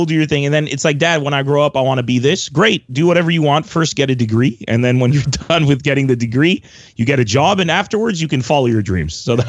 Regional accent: Beirut, Beirut Governorate, Lebanon; also born or lived in San Diego, United States; I'm Lebanese originally, but I'm also American, as I'm sure you could tell from the accent. I grew up in San Diego, and when I was about 11 years old, I went back to Beirut, Lebanon, and lived there till I was about 31.

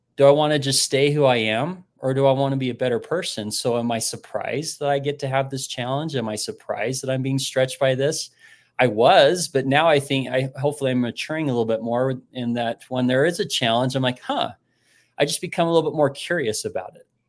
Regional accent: Utah, United States; moved away as an adult; also born or lived in Missouri / Nashville, Tennessee

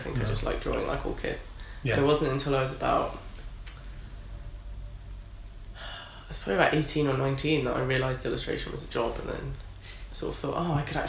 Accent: Netherlands; also born or lived in Cumbria / Milton Keynes / Berlin / London; So I was born in Cumbria, but I grew up in the Netherlands and then moved back to England and lived in Milton Keynes for a little bit, which is amazing.

